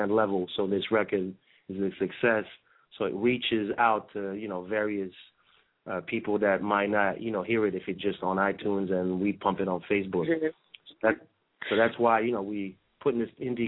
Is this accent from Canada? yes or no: no; France; moved away; also born or lived in Brazil; I'm originally from France